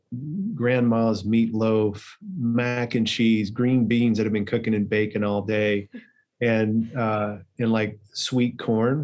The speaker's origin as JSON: {"language": "English", "region": "Tennessee", "country": "United States", "tie": "born or raised there", "said": "I grew up here in Tennessee in a little small town"}